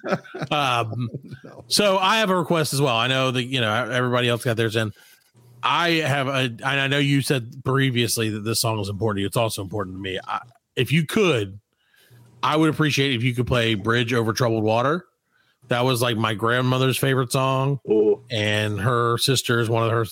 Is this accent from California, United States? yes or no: no; South Carolina, United States; we're only from South Carolina